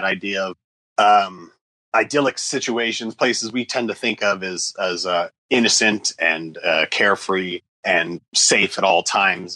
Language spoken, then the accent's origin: English; Indiana, United States; moved away as an adult; now in Los Angeles, United States; I live in Los Angeles. I've lived out here since the late 90s. Before that, I'm originally from Indiana.